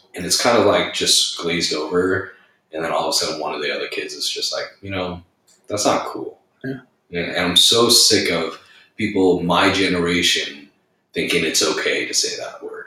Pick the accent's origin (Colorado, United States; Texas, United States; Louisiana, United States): Colorado, United States; Arvada; I grew up in Arvada, Colorado